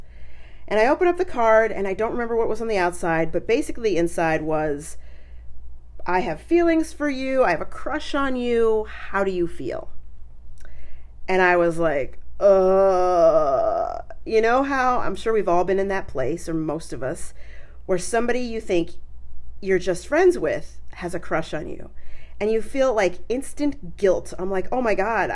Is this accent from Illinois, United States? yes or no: no; Colorado, United States; also born or lived in New York; I was born in New York and I lived there till I was 9. But I mostly grew up in Colorado